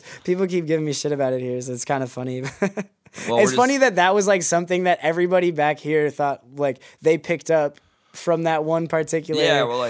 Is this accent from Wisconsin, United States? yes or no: yes; Wisconsin, United States; now in Hong Kong; and I'm like, yo, y'all, I'm from Wisconsin.